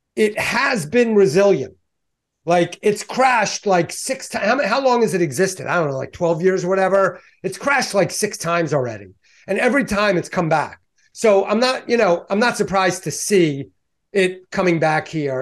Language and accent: English; Baltimore, Maryland, United States; I'm Balmer, uh, born and raised.